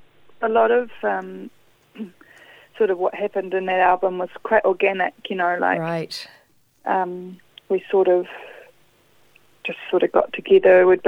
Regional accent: Auckland, New Zealand; born there; I was born in Auckland, in Devonport.

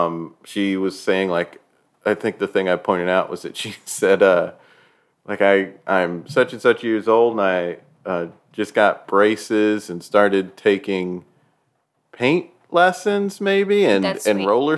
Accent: New York, United States; Because we're from New York.

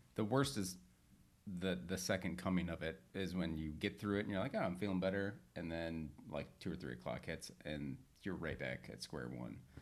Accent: Northern Michigan, United States; now in Southern California, United States; growing up in Northern Michigan, I always had a sauna

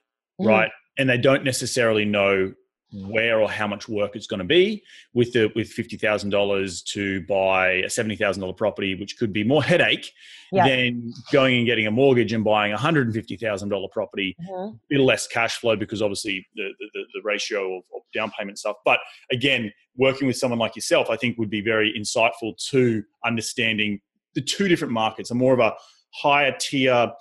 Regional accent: Australia; moved away as an adult; now in United States; being an Australian

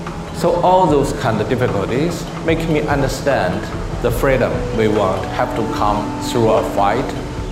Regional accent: China; moved away; I grew up in China, a society which have very limited freedom. No freedom of speech, one party system.

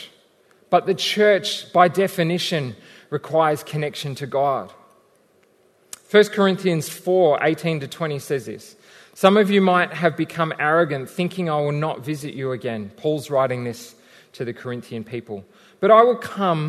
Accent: Australia; we're still Australian, mostly.

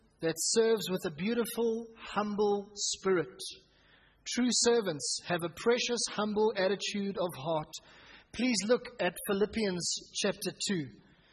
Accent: Pretoria, Gauteng, South Africa; Growing up in Hatfield Baptist Church, as it was then known, myself and Andrew and Peter, us as brothers

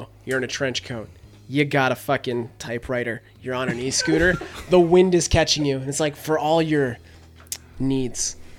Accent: Canada; I'm from Canada.

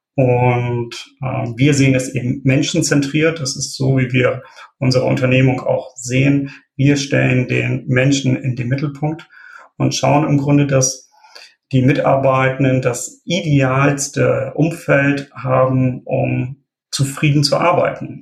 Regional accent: Wilhelmshaven, Lower Saxony, Germany; now in Oldenburg, Germany; gebürtig komme ich aus Wilhelmshaven, da bin ich aber allerdings vor rund zehn Jahren dann nach Oldenburg gezogen

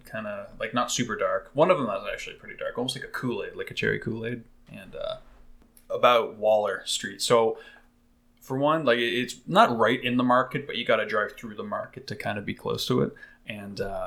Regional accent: Ottawa, Ontario, Canada; We're three guys from Ottawa

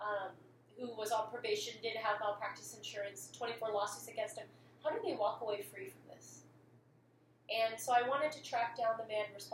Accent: Santa Rosa, California, United States; also born or lived in East Bay, California; I was born in the East Bay, grew up in Santa Rosa

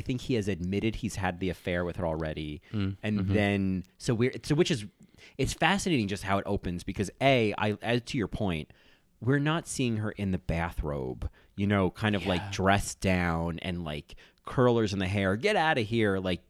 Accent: New Jersey, United States; I'm from New Jersey.

